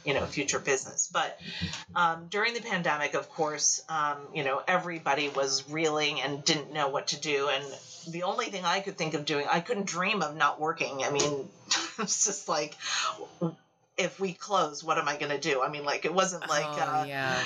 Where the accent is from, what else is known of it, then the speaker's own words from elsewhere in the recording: United States; person born in the United States to Asian immigrants